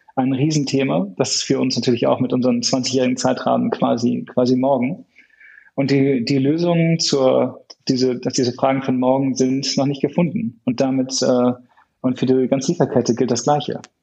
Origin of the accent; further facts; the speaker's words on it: Hamburg, Germany; ich komme ursprünglich aus Hamburg